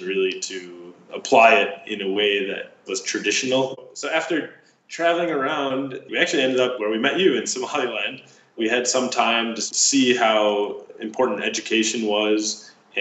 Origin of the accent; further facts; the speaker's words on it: Chicago, Illinois, United States; moved away; also born or lived in Masdar, United Arab Emirates; I'm from Chicago.